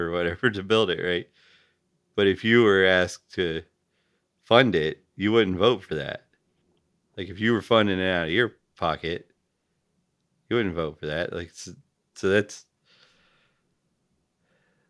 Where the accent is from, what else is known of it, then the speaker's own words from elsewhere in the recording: the South, United States; I grew up in the South